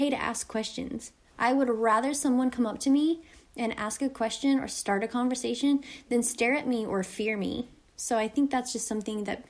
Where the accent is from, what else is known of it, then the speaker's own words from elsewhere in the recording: Harrison, Arkansas, United States; moved away as an adult; also born or lived in Toronto area, Ontario, Canada; now in Toronto, Canada; I grew up in Harrison, Arkansas, where it is predominantly white people